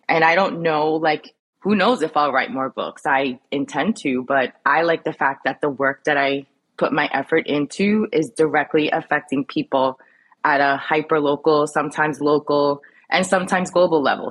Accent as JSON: {"language": "English", "town": "New York City", "region": "New York", "country": "United States", "tie": "born or raised there", "also_born_or_lived": "Brooklyn / Lower East Side, Manhattan", "moved": "as an adult", "lives_now": "Jersey City, United States", "said": "I was raised in Queens"}